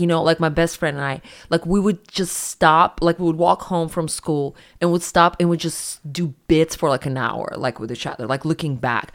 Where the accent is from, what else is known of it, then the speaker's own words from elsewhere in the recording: Siberia, Russia; moved away as an adult; also born or lived in New York; I'm from Siberia